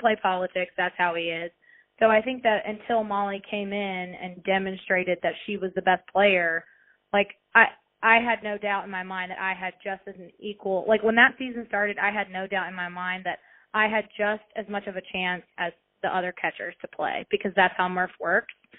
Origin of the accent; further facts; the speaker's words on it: Tuscaloosa, Alabama, United States; so I grew up in Tuscaloosa, Alabama, where the University of Alabama is